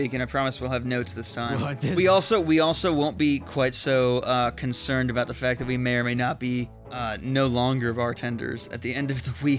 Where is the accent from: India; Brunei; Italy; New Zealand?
New Zealand; I'm also an All Blacks fan, but of course I am. I'm a Kiwi.